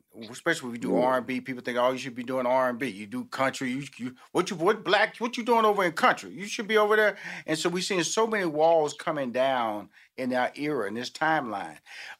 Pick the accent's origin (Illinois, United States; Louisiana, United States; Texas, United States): Texas, United States; Houston; because I come from a big family, Molly. You know, I'm from Houston, Texas. I have six sisters, two brothers.